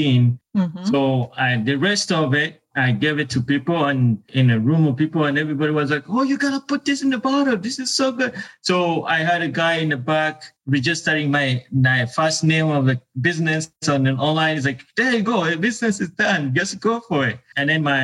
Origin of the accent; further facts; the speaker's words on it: Uganda; moved away as an adult; I was born and raised in Uganda